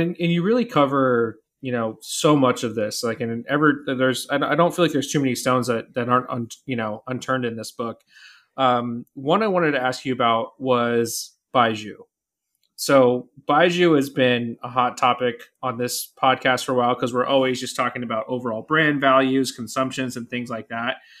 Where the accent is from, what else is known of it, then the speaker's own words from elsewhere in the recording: California, United States; as a Californian